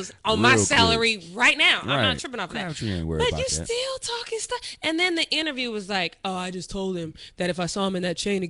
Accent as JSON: {"language": "English", "town": "Denver", "region": "Colorado", "country": "United States", "said": "I'm from Denver"}